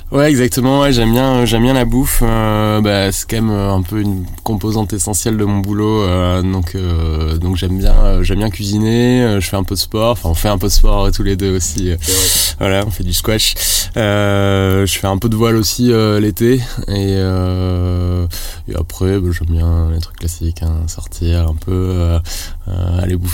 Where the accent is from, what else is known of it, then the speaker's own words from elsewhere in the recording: Toulouse, Occitania, France; also born or lived in Rouen / Lille / Paris; j'ai 30 ans, je suis, euh, je suis marié, euh, je suis toulousain, né à Toulouse, j'ai fait quasiment toutes mes études à Toulouse, sauf mon master je suis parti à Rouen pendant 3 ans